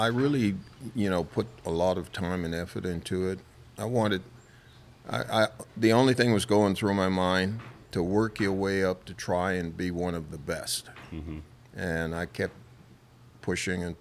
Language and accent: English; Bahamas; I'm from a little island south